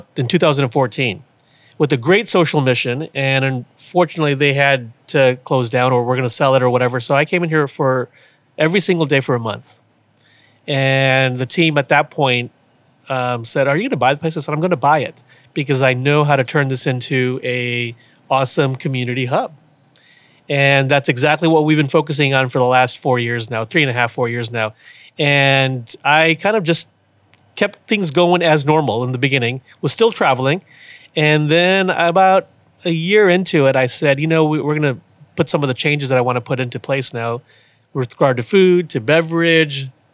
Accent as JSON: {"language": "English", "town": "Houston", "region": "Texas", "country": "United States", "tie": "born or raised there", "also_born_or_lived": "Austin / New York City / Washington, D.C.", "lives_now": "Beeville, United States", "said": "I grew up in Houston."}